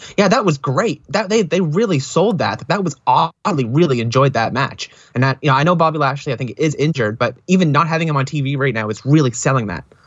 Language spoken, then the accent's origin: English; Canada; As a Canadian